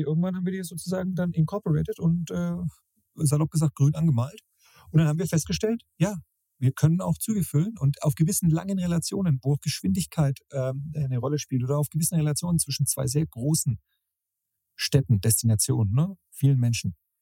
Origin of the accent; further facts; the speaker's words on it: Middle Franconia, Bavaria, Germany; Andrea und ich aus Mittelfranken.